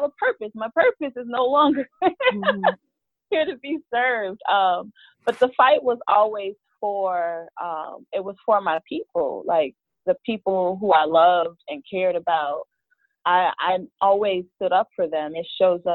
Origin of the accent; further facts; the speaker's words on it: Chicago, Illinois, United States; I'm from Chicago. I've lived all over the city, worked all over the city, even lived in some of the suburbs at one point